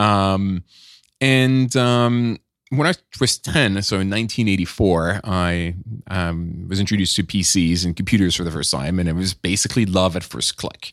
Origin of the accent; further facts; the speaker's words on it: Nice, Provence-Alpes-Côte d'Azur, France; moved away; also born or lived in Paris; I was born in, uh, in Paris, but I grew up in Nice